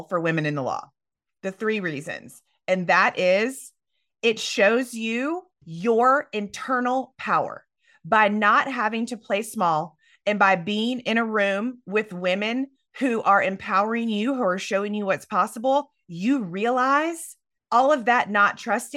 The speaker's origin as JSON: {"language": "English", "town": "Myrtle Beach", "region": "South Carolina", "country": "United States", "tie": "born or raised there", "said": "I am from the South, Myrtle Beach, South Carolina"}